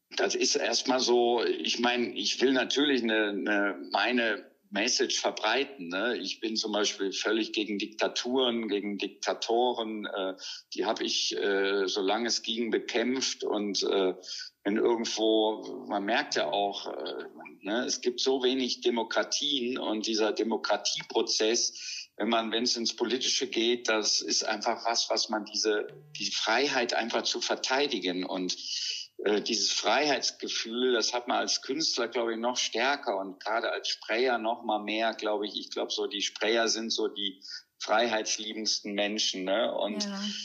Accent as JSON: {"language": "German", "region": "North Rhine-Westphalia", "country": "Germany", "tie": "born or raised there", "said": "in so einem katholischen Krankenhaus am Niederrhein, wo ich aufgewachsen bin"}